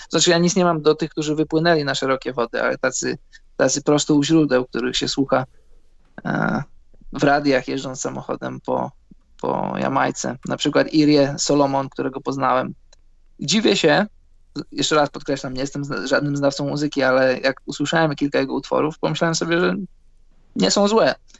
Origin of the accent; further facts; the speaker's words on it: Poland; moved away as an adult; now in Scandinavia; wyjechałem z Polski